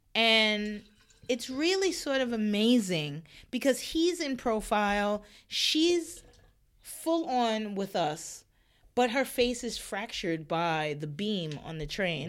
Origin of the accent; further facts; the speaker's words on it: New York, United States; I was born and raised in New York